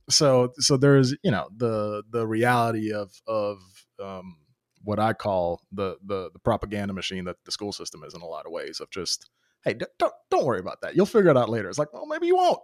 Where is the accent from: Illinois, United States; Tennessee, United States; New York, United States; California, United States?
Tennessee, United States; Memphis; now in Nashville, United States; I came to the States when I was ten years old, so I've been in just different communities, obviously just my immigrant community, then the different immigrant communities in that, growing up in North Memphis